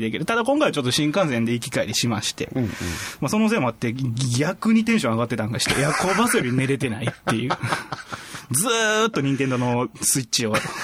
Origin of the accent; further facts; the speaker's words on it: area along the JR Nara Line, Kyoto, Japan; うちの地元